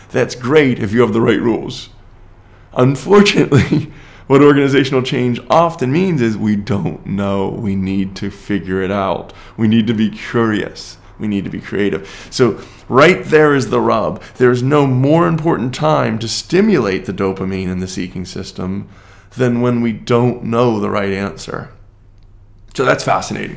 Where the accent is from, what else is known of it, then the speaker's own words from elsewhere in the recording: United States; even as an American.